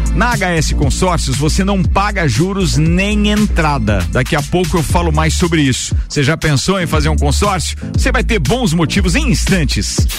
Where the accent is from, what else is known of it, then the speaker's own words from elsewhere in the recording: Brazil; nós, enquanto brasileiros